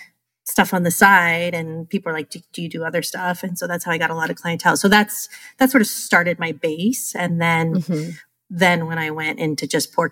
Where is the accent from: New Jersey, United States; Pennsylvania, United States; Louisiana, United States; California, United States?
California, United States; moved away as an adult; now in Rhode Island, United States; I'm originally from California